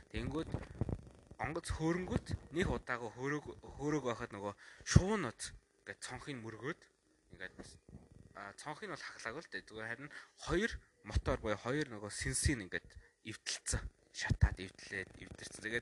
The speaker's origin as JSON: {"language": "Mongolian", "country": "Mongolia"}